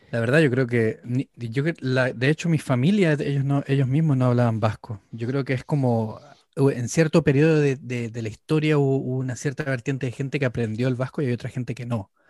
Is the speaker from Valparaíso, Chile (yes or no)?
no; Antofagasta, Chile; now in London, United Kingdom; Bueno, yo soy, de, yo soy del norte de Chile. Yo vengo de, de la ciudad de Antofagasta, en el norte, en la parte donde está el desierto de Atacama. Y sí, me vine a Londres hace más o menos unos más